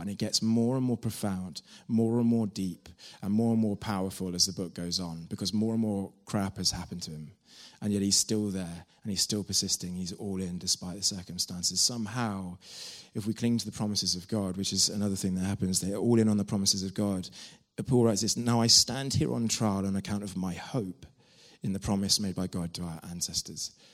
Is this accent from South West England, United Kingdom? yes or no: yes; Devon, South West England, United Kingdom; moved away as an adult; I'm from Devon